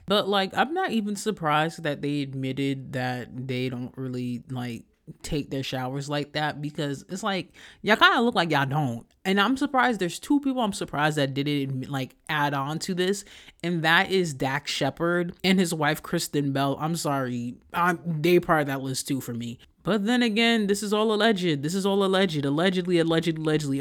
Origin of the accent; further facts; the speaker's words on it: Haiti; moved away; my experience of growing up in Haiti